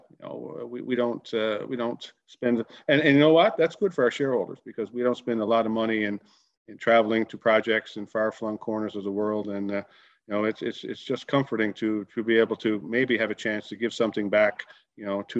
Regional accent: Grand Falls-Windsor, Newfoundland and Labrador, Canada; I'm a local boy in that I grew up in central Newfoundland. In fact, our flagship Moosehead project is only 20 kilometers east of my hometown, Grand Falls

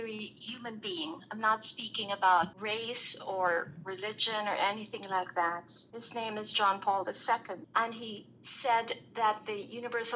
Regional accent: Philippines; I'm from the Philippines.

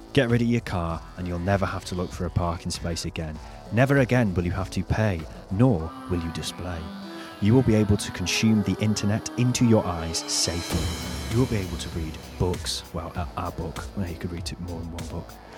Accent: North Wales, United Kingdom; moved away; I, I'm from North Wales

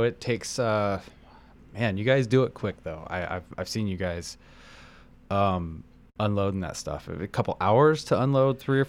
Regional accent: Midwest, United States; moved away; I grew up in the Midwest.

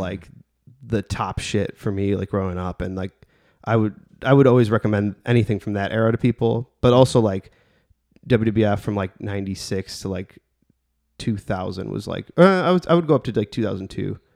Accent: Bridgeview, Illinois, United States; my hometown of Bridgeview

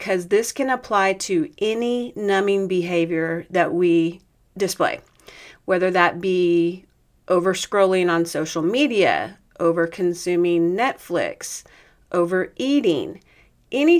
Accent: Oregon, United States; I'm from Oregon

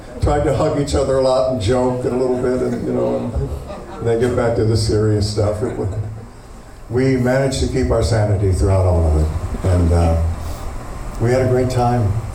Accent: Akron, Ohio, United States; moved away as an adult; also born or lived in New York; I'm from Akron. Born and raised, born and raised in Akron, Ohio.

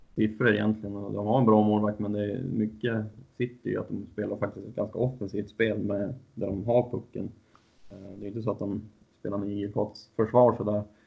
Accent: Husum, Västernorrland County, Sweden; Jag är från Husum, så jag såg mycket division 1-hockey när jag var yngre

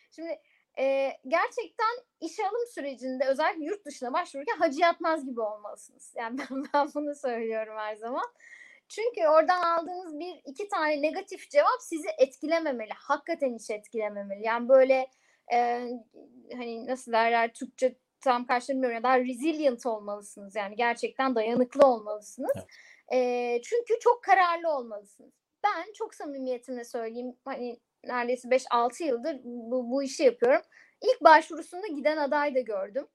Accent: Eskişehir, Turkey

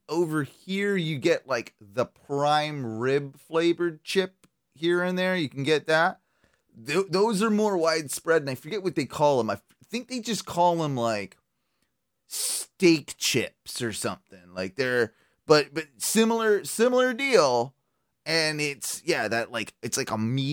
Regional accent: United Kingdom; I'm British

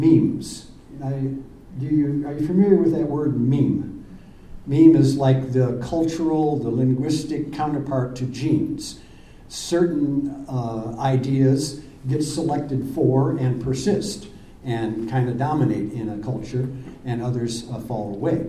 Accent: Ashland, United States; I'm from out of town. I'm from Ashland.

